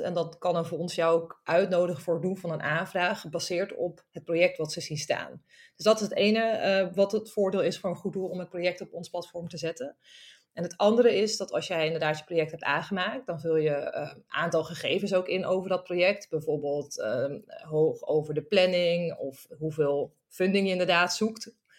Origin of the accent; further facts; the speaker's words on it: Friesland, Netherlands; now in Amsterdam, Netherlands; Ik kom oorspronkelijk uit Friesland.